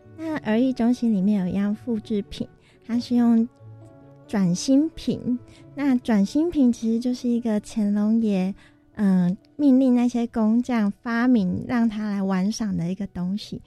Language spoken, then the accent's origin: Chinese; Tainan, Taiwan; 我本身是台南人